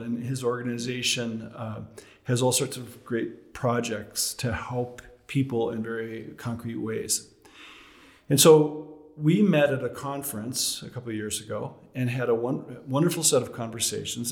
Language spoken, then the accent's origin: English; Chicago, Illinois, United States; moved away; also born or lived in Massachusetts; I'm from Chicago originally